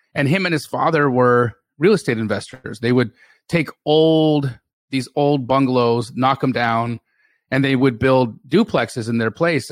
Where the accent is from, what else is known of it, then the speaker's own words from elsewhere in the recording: Calgary, Alberta, Canada; moved away as an adult; also born or lived in Los Angeles, California; now in Phoenix, United States; I grew up in Calgary, Alberta, and I stayed in Alberta until about two thousand and eight